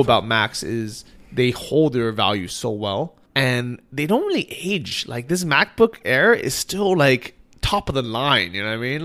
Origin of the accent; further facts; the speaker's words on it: United States; now in Chiang Mai, Thailand; we're both American.